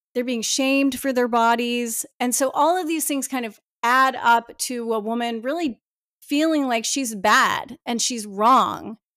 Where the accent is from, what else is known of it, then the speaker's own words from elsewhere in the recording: New Jersey, United States; I was born in New Jersey.